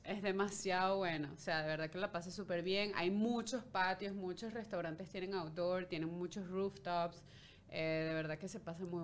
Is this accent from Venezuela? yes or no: yes; Carrizal, Miranda, Venezuela; moved away as an adult; now in Canada; Sí, en Caracas, en, en Carrizal, que eran los altos mirandinos.